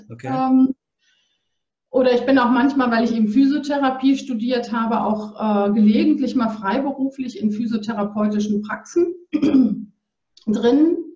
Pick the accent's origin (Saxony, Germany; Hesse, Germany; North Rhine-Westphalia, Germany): North Rhine-Westphalia, Germany; ich komme aus dem Ruhrgebiet und wir mhm. sind ins, an den Rand von Sauerland, ans Sauerland gezogen ähm, direkt an einen Wanderweg